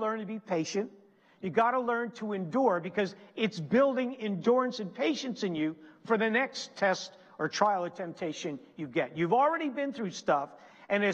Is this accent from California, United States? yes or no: no; New Jersey, United States; moved away; also born or lived in Pennsylvania; I'm originally from New Jersey. Our church is in Pennsylvania.